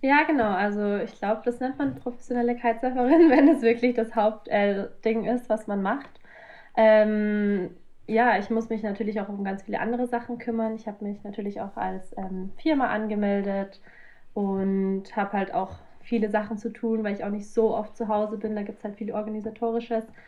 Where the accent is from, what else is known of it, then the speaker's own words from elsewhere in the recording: south of Munich, Bavaria, Germany; ich komme eigentlich ähm, aus Süden von München, aus Bayern